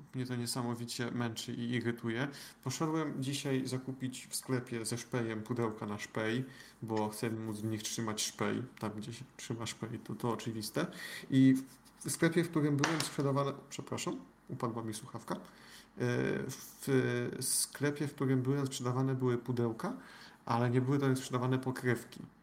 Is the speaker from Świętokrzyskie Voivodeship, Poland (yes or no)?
yes; Świętokrzyskie Voivodeship, Poland; pochodzę ze świętokrzyskiego